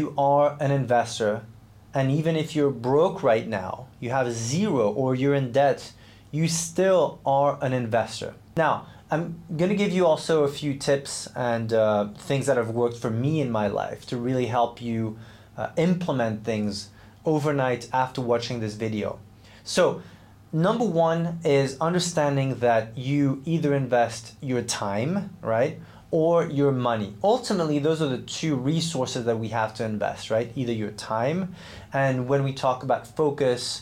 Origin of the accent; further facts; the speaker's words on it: Switzerland; I grew up in Switzerland, trained as a professional athlete